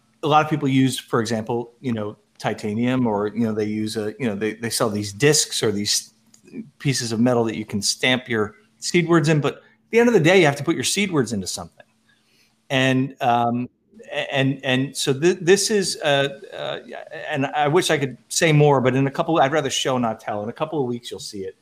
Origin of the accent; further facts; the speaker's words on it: United States; I'm American